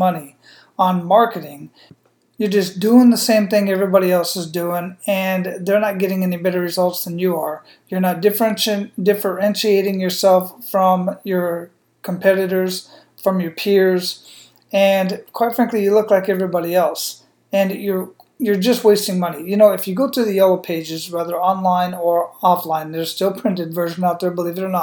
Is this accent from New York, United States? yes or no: no; Phoenix, Arizona, United States; moved away; also born or lived in San Antonio, Texas / El Paso, Texas / Killeen, Texas; I grew up in Phoenix, Arizona